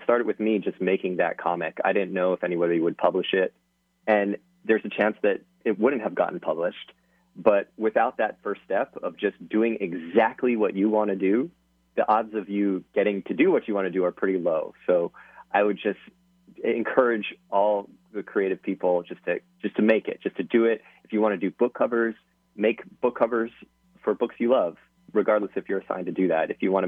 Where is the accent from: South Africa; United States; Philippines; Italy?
United States; Hawaii; moved away; I'm from Hawaii